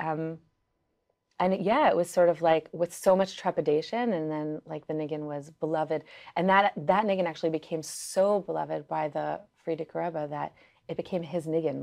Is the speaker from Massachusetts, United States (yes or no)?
no; New York City, New York, United States; first language Yiddish; English is a second language; I grew up in Crown Heights, Brooklyn